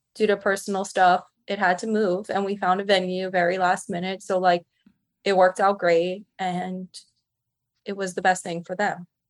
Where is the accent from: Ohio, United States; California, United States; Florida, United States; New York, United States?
New York, United States; Westchester; I'm from the suburbs. I'm from Westchester